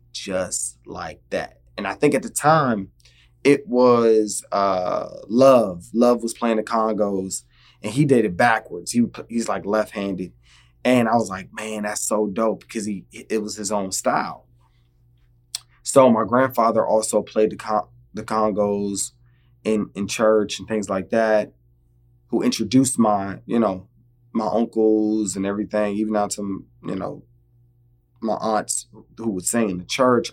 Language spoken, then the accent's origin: English; Virginia, United States; originally I'm from Virginia, born and raised DMV, DC, Maryland, Virginia.